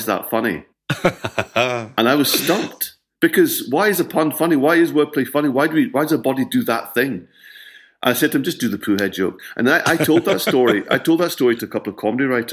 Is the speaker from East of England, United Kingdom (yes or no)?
no; Scotland, United Kingdom